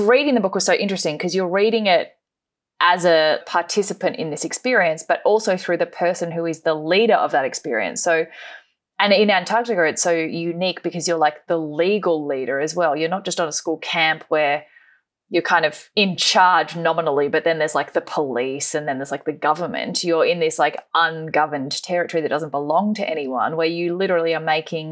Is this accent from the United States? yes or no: no; Australia; as an Australian